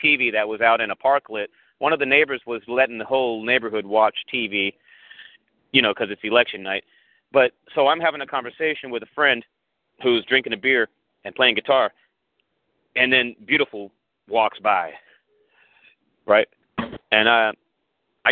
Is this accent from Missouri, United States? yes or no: no; Riverside, California, United States; now in Northern California, United States; I'm from Riverside. I moved up here because my ex moved up here